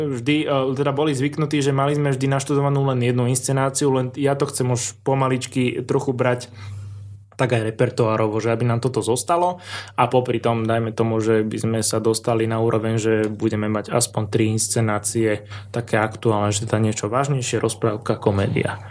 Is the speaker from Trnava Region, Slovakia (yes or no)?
yes; Trnava, Trnava Region, Slovakia; also born or lived in Hlohovec; Ja som sa tu vlastne v Trnavskej pôrodnici narodil